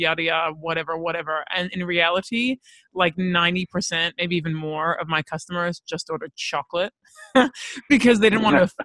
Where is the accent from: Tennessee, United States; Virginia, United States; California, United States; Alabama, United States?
California, United States; Los Angeles; I grew up in Los Angeles